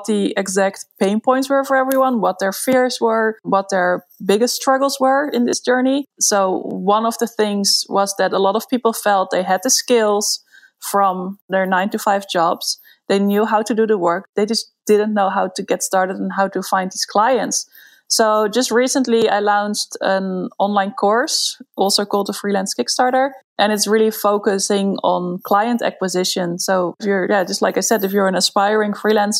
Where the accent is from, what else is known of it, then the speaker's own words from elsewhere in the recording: Netherlands; moved away as an adult; now in Barcelona, Spain; I'm from the Netherlands